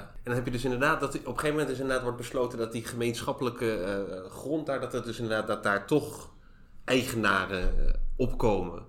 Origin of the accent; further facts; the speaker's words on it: Zoetermeer, South Holland, Netherlands; ik kom uit de Finexwijk in eh, Zoetermeer